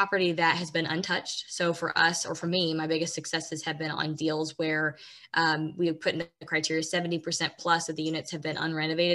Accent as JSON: {"language": "English", "region": "Washington", "country": "United States", "tie": "born or raised there", "moved": "yes", "said": "I was born in Washington"}